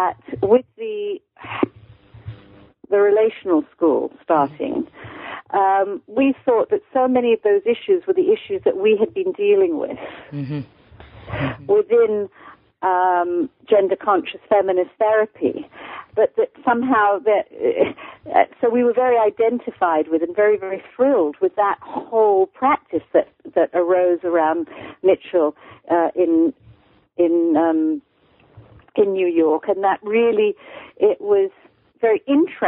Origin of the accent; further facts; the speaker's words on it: United Kingdom; accent: mid-Atlantic; moved away as an adult; also born or lived in United States; I'm born in Britain. I'm born and raised in Britain.